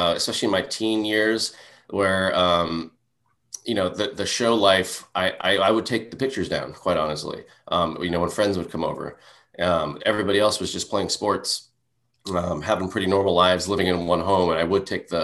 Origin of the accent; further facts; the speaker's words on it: Hauula, Hawaii, United States; moved away as an adult; also born or lived in Boise, Idaho / New York; I'm from Haula. Near the north shore of Oahu. And, you know, my life has been always back and forth between traveling and back to Haula.